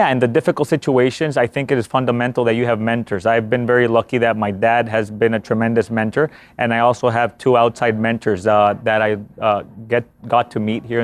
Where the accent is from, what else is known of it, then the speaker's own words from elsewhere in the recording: Honduras; moved away; I'm from Honduras, which is located in Central America.